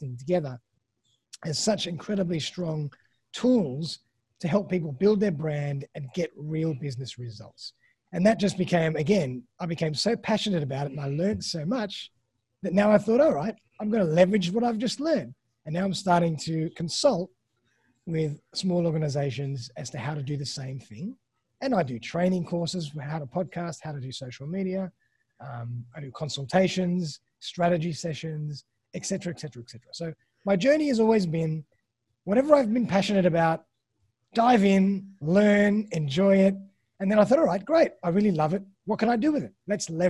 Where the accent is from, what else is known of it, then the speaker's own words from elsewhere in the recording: Australia; accent: Australian; also born or lived in Sydney, Australia; my lovely Australian accent